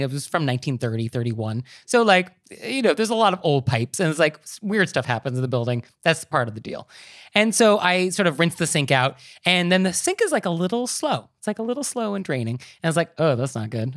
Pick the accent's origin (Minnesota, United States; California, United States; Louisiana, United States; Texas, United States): California, United States; Marin County; I'm from Marin County